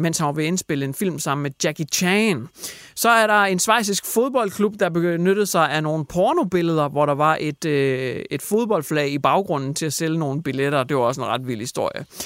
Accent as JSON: {"language": "Danish", "country": "Denmark"}